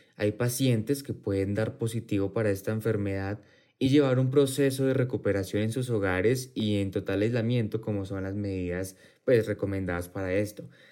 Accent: Colombia; como colombianos

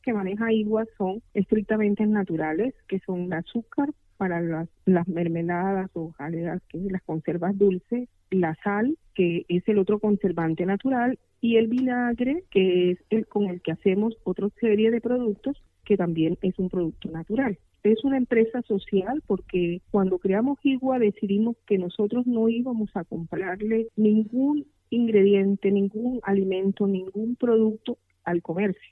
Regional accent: Riohacha, La Guajira, Colombia; de Riohacha

